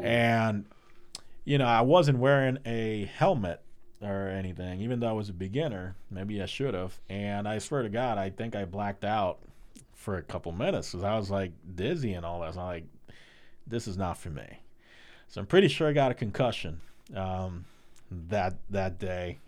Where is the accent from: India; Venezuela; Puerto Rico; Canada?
Puerto Rico; now in United States; I would love to go back to PR